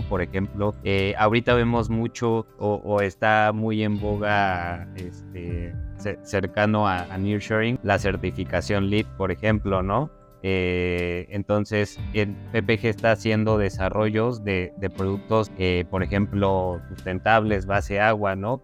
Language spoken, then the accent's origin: Spanish; Mexico